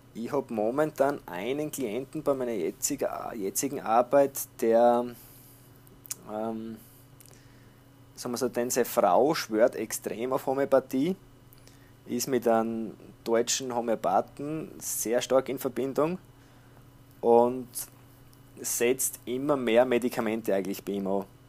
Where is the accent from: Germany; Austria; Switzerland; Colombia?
Austria; bei uns in Österreich